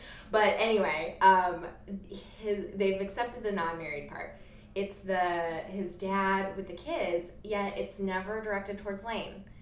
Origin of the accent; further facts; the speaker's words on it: Jamestown, New York, United States; I'm from Jamestown, New York